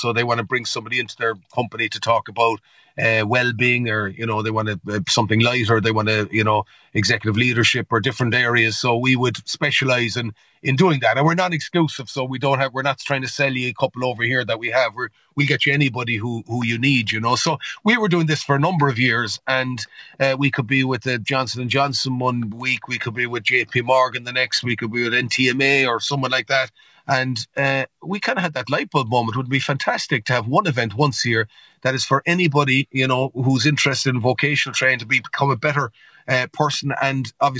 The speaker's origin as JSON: {"language": "English", "country": "Canada", "tie": "born there", "said": "and I was born in Canada, actually, and I used the Canadian connection"}